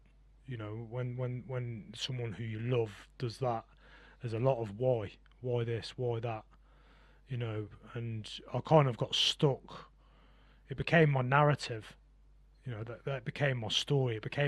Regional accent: Gosport, South East England, United Kingdom; born there; So I was born in Gosport. I was actually born down on a Navy base.

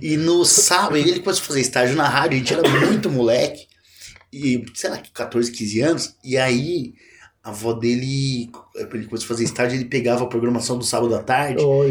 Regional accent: Assis, São Paulo, Brazil; eu sou nascido e criado em Assis, né? No interior de São Paulo

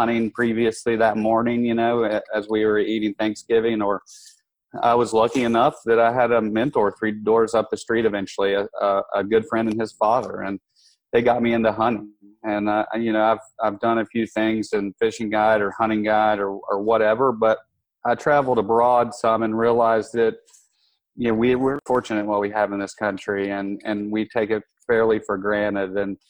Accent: Western North Carolina, United States; I grew up in Western North Carolina, where there's this rich heritage of mountain men and early frontier

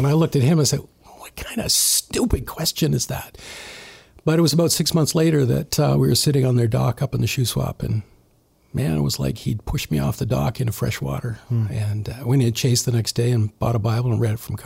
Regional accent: Burlington, Ontario, Canada; moved away as an adult; now in Chilliwack, Canada; I grew up in Southern Ontario in Burlington.

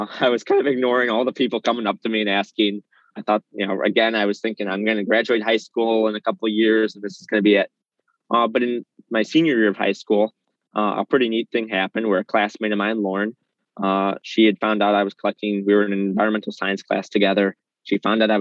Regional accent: Chicago, Illinois, United States; So I'm in Chicago proper. I grew up in Lincoln Square.

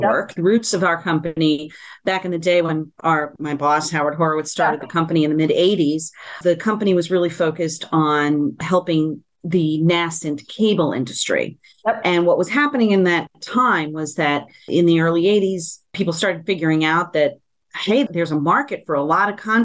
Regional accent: San Juan, Puerto Rico; I'm born and raised in San Juan, Puerto Rico, fully bilingual, bicultural.

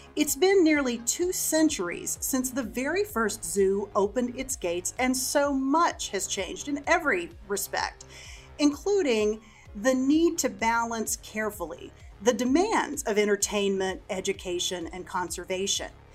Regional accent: Texas, United States; I'm from Texas

